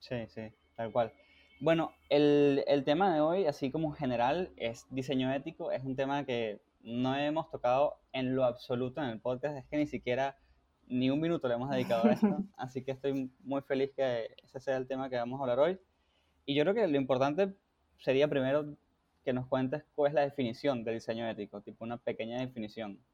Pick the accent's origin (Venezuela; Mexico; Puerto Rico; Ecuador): Venezuela; yo soy venezolano también